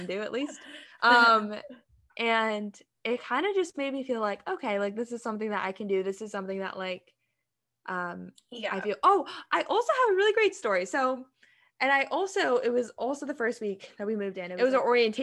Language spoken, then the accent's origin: English; Central Pennsylvania, United States; I'm from Central PA, so there's a lot of like German and Dutch people